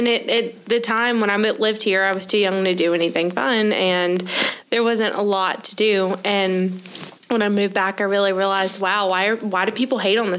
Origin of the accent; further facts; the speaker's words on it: Augusta, Georgia, United States; So I am from Augusta.